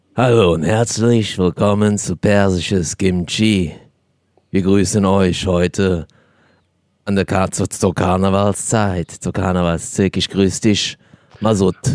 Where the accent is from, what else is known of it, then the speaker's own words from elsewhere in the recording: Cologne, North Rhine-Westphalia, Germany; Meine Kultur ist natürlich auch die Kölsche